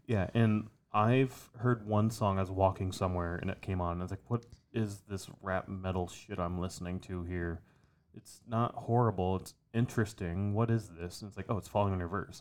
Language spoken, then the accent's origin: English; Iowa, United States; we grew up in Iowa